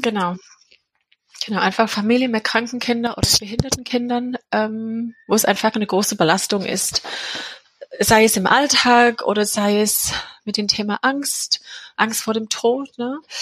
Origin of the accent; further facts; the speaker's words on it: England, United Kingdom; German is a second language; now in Leonberg, Germany; Ich komme aus England und wohne in der Nähe von Leonberg